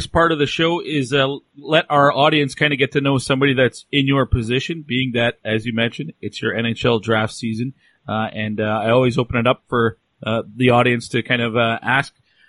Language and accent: English; Canada; we're all Canadians, and probably it's natural for us to grow up wanting to play